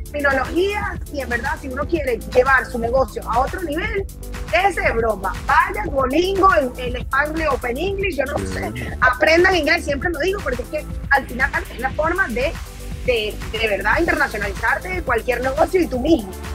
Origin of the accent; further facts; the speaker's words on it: Venezuela; en mi país aquí en Venezuela